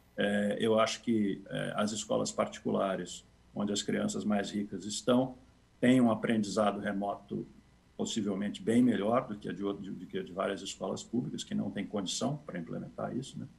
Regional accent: São Paulo, Brazil; eu cresci, nasci cresci em São Paulo

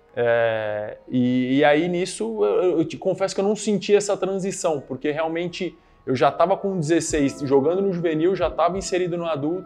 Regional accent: São Paulo, Brazil; also born or lived in Araraquara; sou daqui de São Paulo, né? Natural uhum. aqui de São Paulo

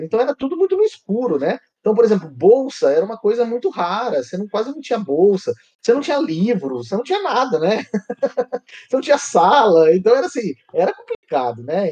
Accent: São José do Rio Preto, São Paulo, Brazil; also born or lived in São Carlos; Aí resolvi ficar em Rio Preto, que eu sou de Rio Preto

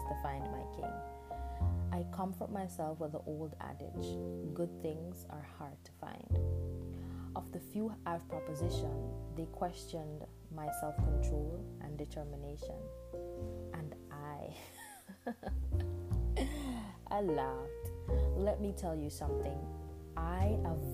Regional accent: Jamaica; accent: Jamaican Patois; first language Jamaican Patois; English is a second language; moved away; English is not my first language. Jamaican Patois is

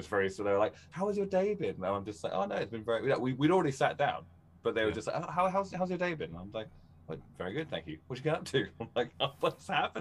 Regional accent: Newbury, South East England, United Kingdom; moved away; Went back to my hometown

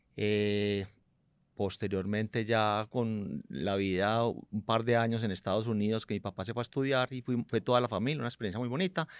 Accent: Medellín, Antioquia, Colombia; also born or lived in United States; yo nací en Medellín

